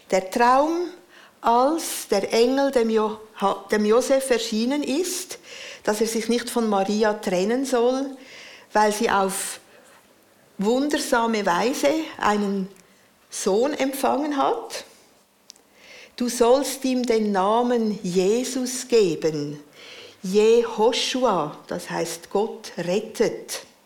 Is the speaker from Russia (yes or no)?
no; Central Switzerland, Switzerland; Ich bin in der Innerschweiz aufgewachsen.